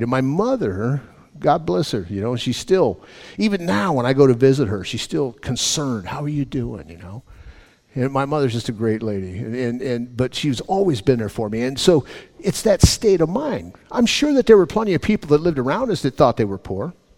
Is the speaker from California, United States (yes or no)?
yes; Los Angeles, California, United States; When I was a kid, growing up in Los Angeles, my mom and dad had six healthy young men